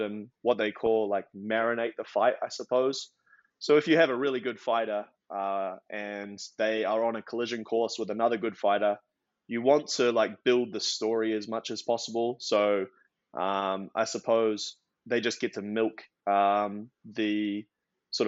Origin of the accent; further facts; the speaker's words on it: New Zealand; also born or lived in Australia; now in United States; I now live in America, but originally from New Zealand by way of Australia.